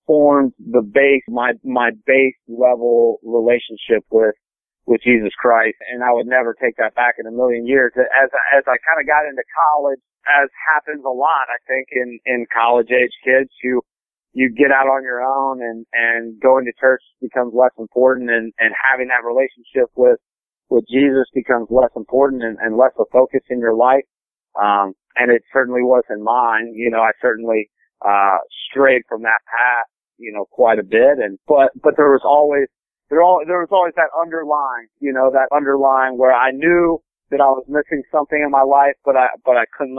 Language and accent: English; Cincinnati, Ohio, United States; also born or lived in Indiana; I grew up just outside of Cincinnati, Ohio. I was born in Indiana. I grew up outside of Cincinnati, Ohio